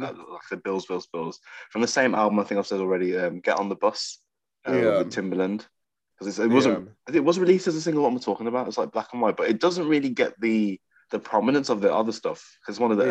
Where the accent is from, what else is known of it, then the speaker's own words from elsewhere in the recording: Birmingham, West Midlands, United Kingdom; moved away as an adult; now in North East England, United Kingdom; I'm just feeling very cut off from my hometown